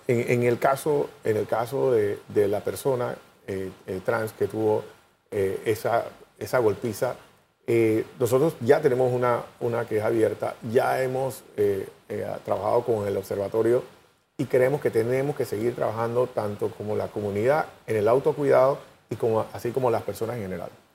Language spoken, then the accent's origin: Spanish; Panama; como panameño